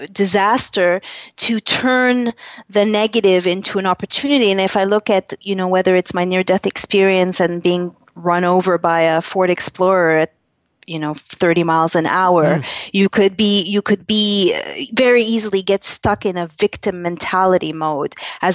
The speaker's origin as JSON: {"language": "English", "country": "Canada", "said": "and quickly learned as a Canadian, the blind spots of Western medicine"}